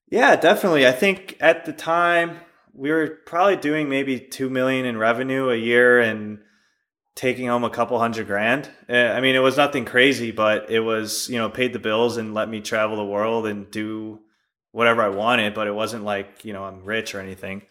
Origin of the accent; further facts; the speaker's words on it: Chicago, Illinois, United States; moved away as an adult; we actually both grew up in, uh, Chicago.